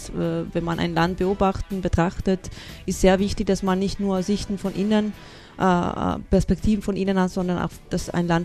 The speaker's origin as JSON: {"language": "German", "country": "Italy", "said": "ich bin selber auch Italienerin und Innsbruck war die erste Möglichkeit, wo ich meine Kultur entdeckt habe"}